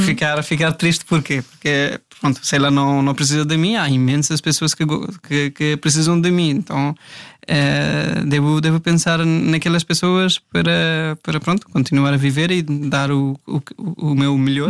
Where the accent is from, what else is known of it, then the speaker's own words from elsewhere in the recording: India; Portuguese is a second language; moved away as an adult; now in Portugal; também sou da Índia